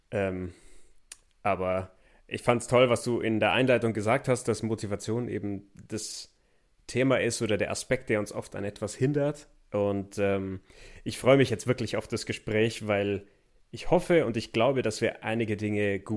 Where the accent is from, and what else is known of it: Memmingen, Bavaria, Germany; born or raised there